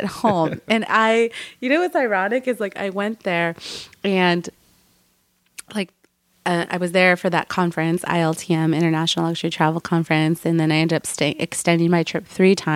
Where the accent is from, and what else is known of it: Mexico